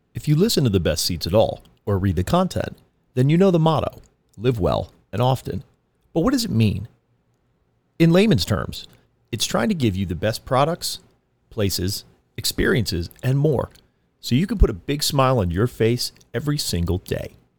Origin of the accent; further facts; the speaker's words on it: East Coast, United States; now in Orange County, United States; I am from the East Coast